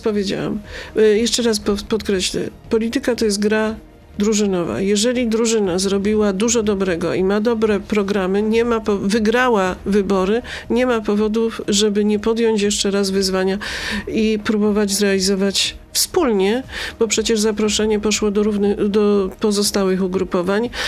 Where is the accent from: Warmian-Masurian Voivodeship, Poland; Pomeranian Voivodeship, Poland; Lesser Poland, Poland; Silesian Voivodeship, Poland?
Lesser Poland, Poland; Brzeszcze; kopalnię Brzeszcze z mojej rodzinnej miejscowości